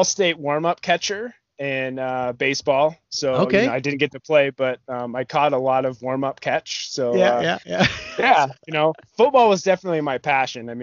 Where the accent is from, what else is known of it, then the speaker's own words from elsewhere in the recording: Wyoming, United States; moved away as an adult; now in Colorado, United States; Wyoming's where I lived ever since I was a little kid